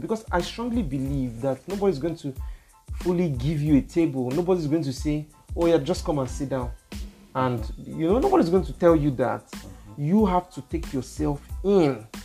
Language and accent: English; Nigeria; we are all Nigerians.